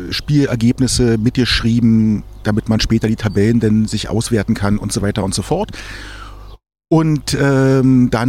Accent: Germany; als Kind in der DDR

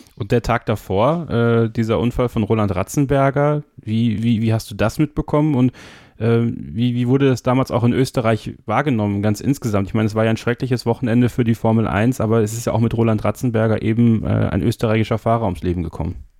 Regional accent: Germany; Bei uns in Deutschland

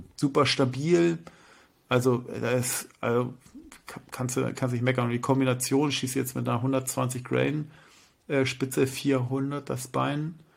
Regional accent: Hamburg, Germany; bei uns in Hamburg

